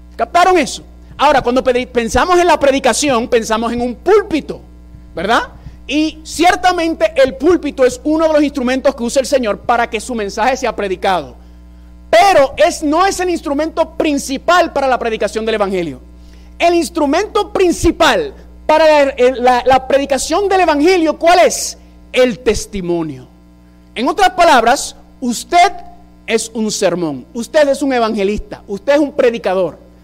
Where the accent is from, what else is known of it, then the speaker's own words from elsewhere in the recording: New York, United States; first language English; Spanish is a second language; Yo soy eh, original de la ciudad de Nueva York, padre puertorriqueño, madre dominicana